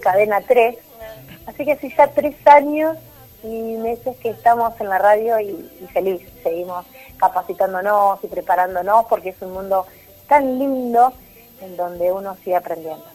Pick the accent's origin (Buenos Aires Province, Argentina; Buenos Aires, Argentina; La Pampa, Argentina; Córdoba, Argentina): La Pampa, Argentina; Santa Rosa; also born or lived in Rufino, Santa Fe; A los 6-7 años nos vinimos con mi familia para La Pampa